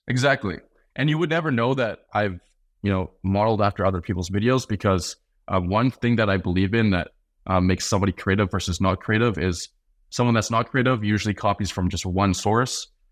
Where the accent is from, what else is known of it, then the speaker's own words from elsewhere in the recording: Canada; also born or lived in North Carolina; As a Canadian